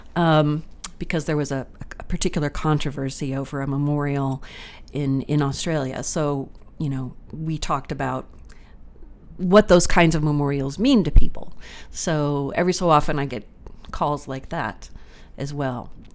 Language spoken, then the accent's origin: English; Texas, United States; moved away as an adult; also born or lived in Newfoundland; growing up in Texas